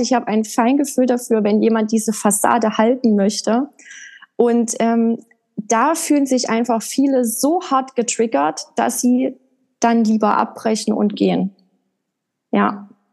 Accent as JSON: {"language": "German", "town": "Erfurt", "region": "Thuringia", "country": "Germany", "tie": "born or raised there", "said": "Also ich bin in der Landeshauptstadt von Thüringen in Erfurt geboren und habe da auch die ersten, ich glaube, vier, fünf Jahre meines Lebens verbracht, bis wir dann auf ein kleines Dorf gezogen sind."}